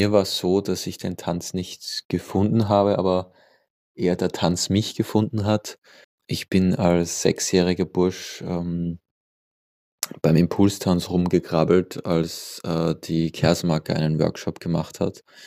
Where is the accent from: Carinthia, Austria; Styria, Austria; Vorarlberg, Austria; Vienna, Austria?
Vienna, Austria; also born or lived in Lower Austria / Barcelona; Ich bin in Wien geboren